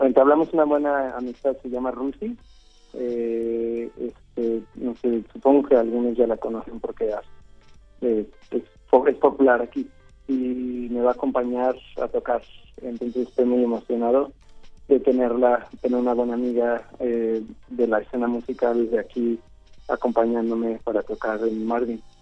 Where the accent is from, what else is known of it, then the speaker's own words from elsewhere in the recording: Mexico; now in Los Angeles, United States; Y en México y ya después me fui, a, a Los Ángeles y pues también terminó de crecer ahí un poco